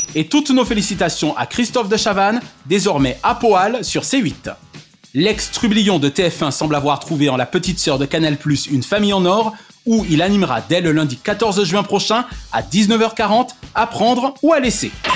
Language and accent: French; France; dans mon enfance en France